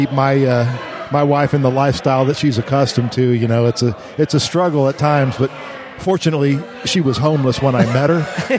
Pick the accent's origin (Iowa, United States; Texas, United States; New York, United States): Texas, United States; growing up in Texas